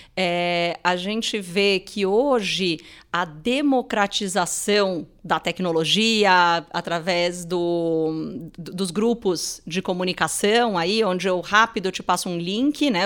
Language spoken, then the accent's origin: Portuguese; Brazil; a gente, como brasileiro